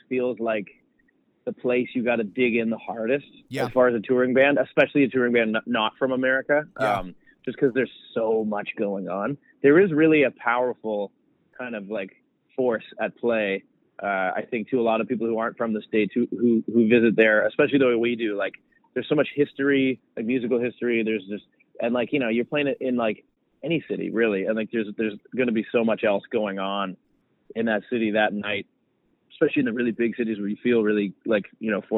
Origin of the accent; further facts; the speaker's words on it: Canada; I'm from Canada too, which is a gigantic country as well